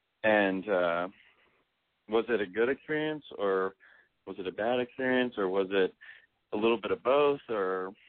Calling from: Austin, Texas, United States; I'm 25, and I'm calling from Austin, Texas.

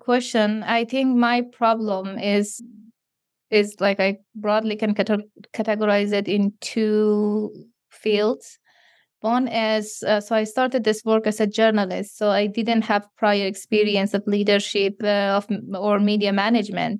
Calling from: Canada; I'm calling you from Canada

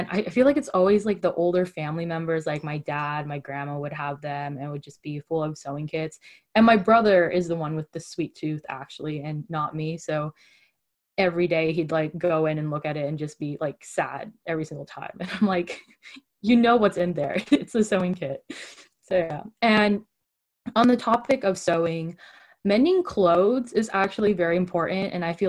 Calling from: California, United States; I'm calling from the Bay Area, California.

